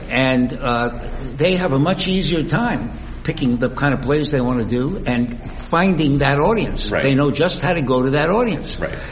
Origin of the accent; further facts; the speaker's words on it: Miami, Florida, United States; moved away; also born or lived in New York; I grew up in Miami